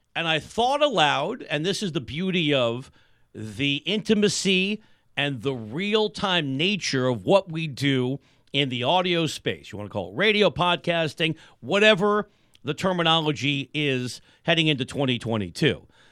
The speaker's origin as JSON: {"language": "English", "town": "New York City", "region": "New York", "country": "United States", "tie": "born or raised there", "moved": "yes", "lives_now": "Southern California, United States", "said": "I'm originally from New York, went to high school in New York City"}